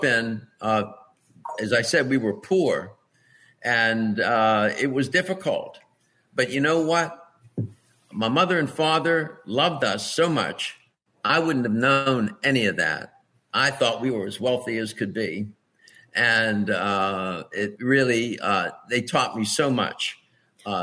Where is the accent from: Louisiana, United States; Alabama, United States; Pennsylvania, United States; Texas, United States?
Pennsylvania, United States; Pittsburgh; I was born and raised in Pittsburgh, Pennsylvania